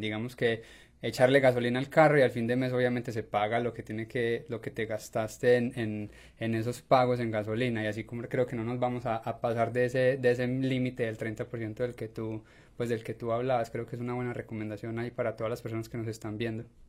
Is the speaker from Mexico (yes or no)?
no; Colombia; now in United States; soy colombiano y sé cómo se maneja en Colombia